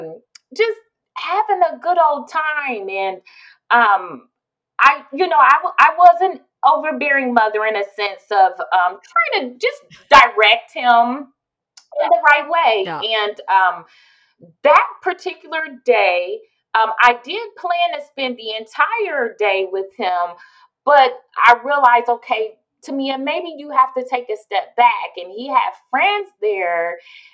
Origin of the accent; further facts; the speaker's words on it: Columbus, Ohio, United States; moved away; We're originally from Columbus, Ohio